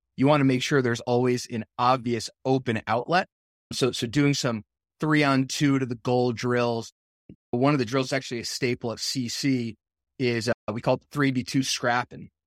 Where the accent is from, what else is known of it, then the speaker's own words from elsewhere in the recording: New Jersey, United States; moved away; I'm from New Jersey